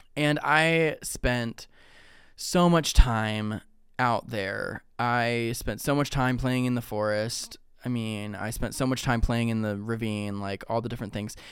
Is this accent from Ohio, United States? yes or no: yes; Ohio, United States; now in Texas, United States; growing up in Ohio